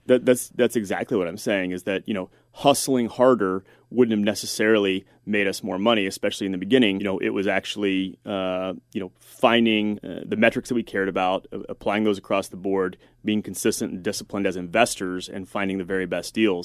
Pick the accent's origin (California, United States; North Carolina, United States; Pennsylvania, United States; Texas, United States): Texas, United States; moved away as an adult; I was moving back to, to my hometown in, in Texas